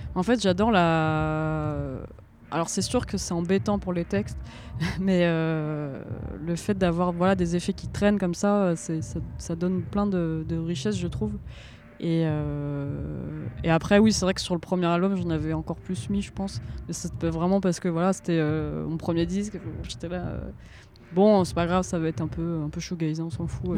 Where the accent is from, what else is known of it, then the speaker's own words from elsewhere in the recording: Ramatuelle, Provence-Alpes-Côte d'Azur, France; il y en a un à côté de chez moi à Ramatuel